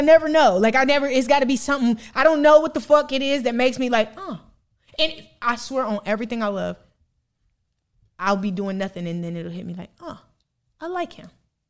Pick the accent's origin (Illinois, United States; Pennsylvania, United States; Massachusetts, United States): Illinois, United States; now in Atlanta, United States; Illinois. I'm from Midwest.